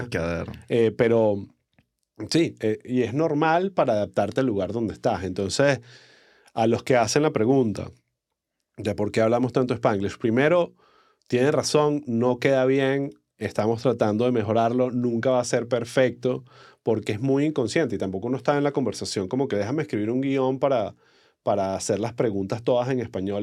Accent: Caracas, Capital District, Venezuela; accent: caraqueño cifrino del este; mi acento caraqueño, cifrino mandibuleado

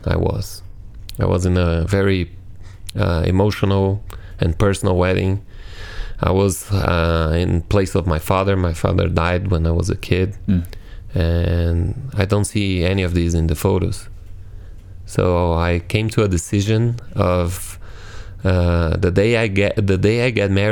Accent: Brazil; English is a second language; I'm from Brazil, this amazing country in South America

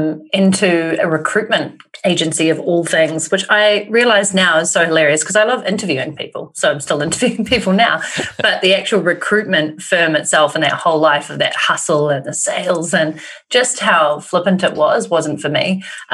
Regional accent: New Zealand; I'm in New Zealand.

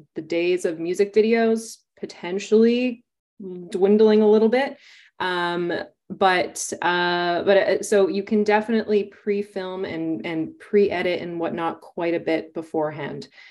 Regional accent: Winnipeg, Manitoba, Canada; now in Toronto, Canada; my hometown of Winnipeg, which I'm now in Toronto

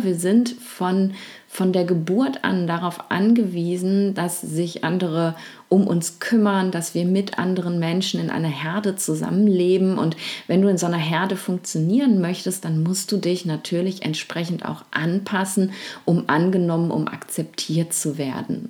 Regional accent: Germany; also zumindest in Deutschland, da wo ich eben aufgewachsen, wo ich groß geworden bin

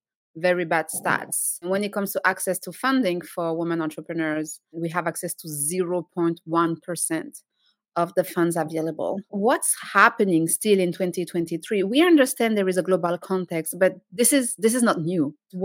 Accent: France; English is a second language; moved away; being French and speaking French is part of who I am

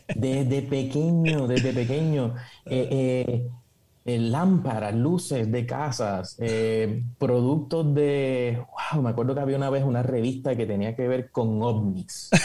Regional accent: Puerto Rico; Nací en, Puerto Rico, me crié con mucho conocimiento sobre psicología

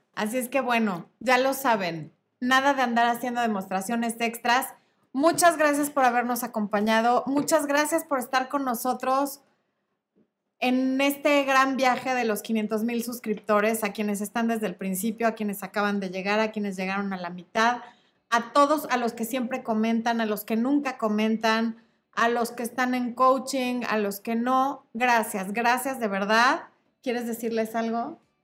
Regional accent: Mexico City, Mexico; yo soy de la Ciudad de México

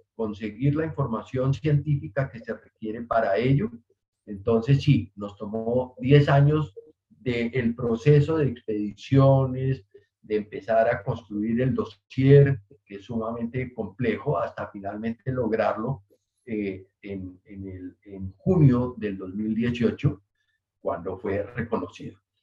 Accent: Colombia; como colombianos

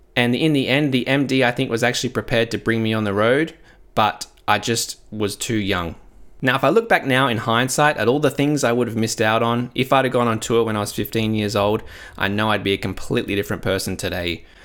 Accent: Adelaide, South Australia, Australia; in my hometown of Adelaide

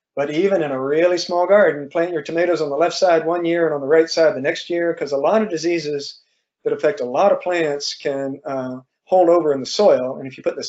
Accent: Georgia, United States; moved away; I grew up in the South, down in Georgia

